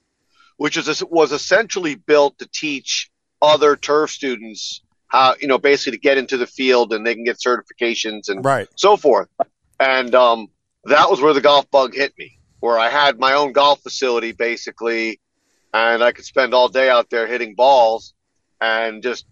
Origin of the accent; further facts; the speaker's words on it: New York, United States; I grew up in New York like you guys did in Staten Island.